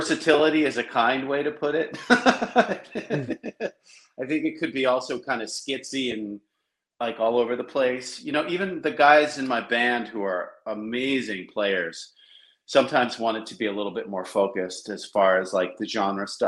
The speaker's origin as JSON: {"language": "English", "town": "Philadelphia", "region": "Pennsylvania", "country": "United States", "tie": "born or raised there", "moved": "yes", "lives_now": "Los Angeles, United States", "said": "I was born and raised in Philly."}